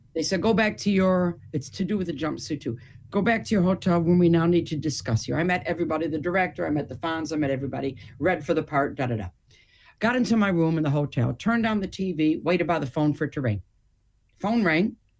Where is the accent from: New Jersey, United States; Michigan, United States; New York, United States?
Michigan, United States; Detroit; moved away; also born or lived in United Kingdom / Hamburg, Germany; being born and raised in Detroit